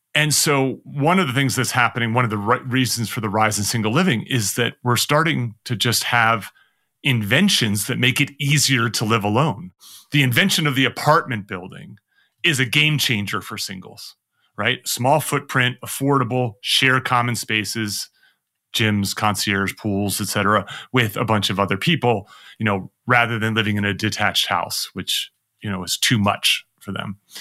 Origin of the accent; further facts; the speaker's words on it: United States; as an American